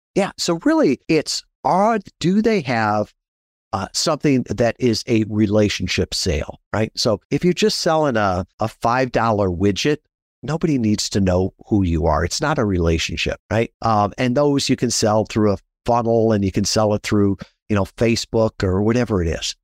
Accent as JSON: {"language": "English", "region": "Midwest", "country": "United States", "tie": "born or raised there", "said": "I grew up in the Midwest"}